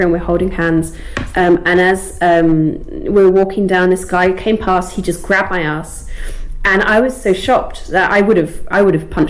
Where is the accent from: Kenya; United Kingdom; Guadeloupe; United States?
United Kingdom; accent: received pronunciation; But my accent right now, speaking to you, is quite received pronunciation, I think